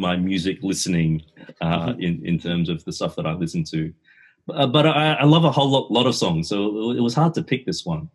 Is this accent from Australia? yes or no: yes; Australia; I grew up in Australia